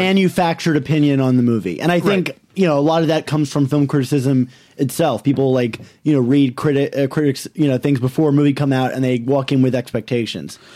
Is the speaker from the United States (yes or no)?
yes; Maryland, United States; moved away as an adult; also born or lived in New York / Baltimore area; I'm from Maryland